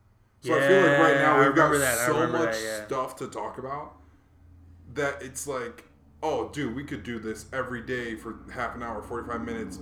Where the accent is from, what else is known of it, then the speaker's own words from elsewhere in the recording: Hawaii, United States; I'm from Hawaii because I consider myself from Hawaii. I spent most of my life there compared to other places. But my dad was military.